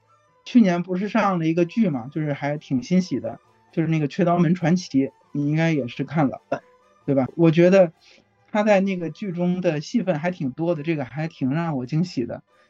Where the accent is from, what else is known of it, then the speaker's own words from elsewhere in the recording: Hebei, China; now in Beijing, China; 我家是河北的， 但是我就是来北京已经十来年了吧。